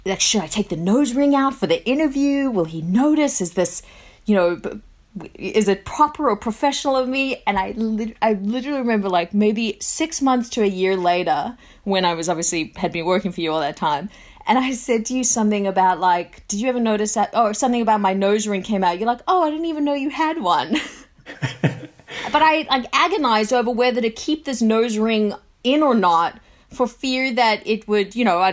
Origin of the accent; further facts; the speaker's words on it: South Africa; now in Australia; I was born in South Africa and then, you know, moved to Australia.